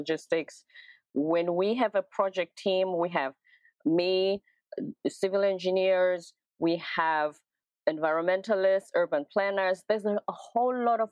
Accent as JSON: {"language": "English", "town": "Durban", "region": "KwaZulu-Natal", "country": "South Africa", "tie": "born or raised there", "also_born_or_lived": "Pretoria", "said": "my hometown in Durban"}